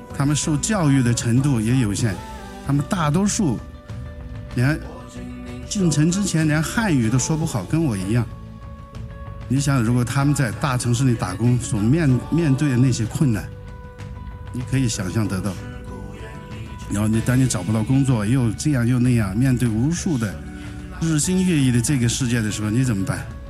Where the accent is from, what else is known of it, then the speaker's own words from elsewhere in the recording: Liangshan, Sichuan, China; Chinese is a second language; moved away as an adult; now in Beijing, China; 我是四川大小连山人，我是个彝族